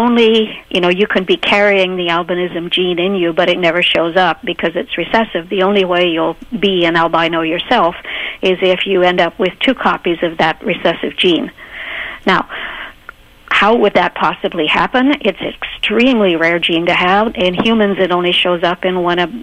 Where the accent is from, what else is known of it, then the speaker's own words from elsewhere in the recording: Canada; as a Canadian to study infant chimpanzees for my PhD.